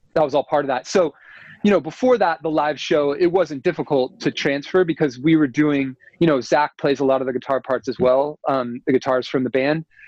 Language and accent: English; United States; I'm American